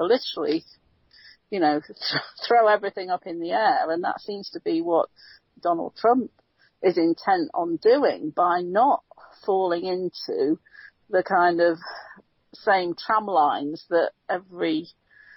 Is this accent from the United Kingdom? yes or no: yes; United Kingdom; now in United States; being a Brit